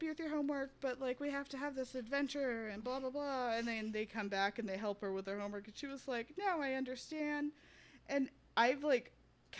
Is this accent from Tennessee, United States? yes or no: yes; Tennessee, United States; Tennessee, which is my home state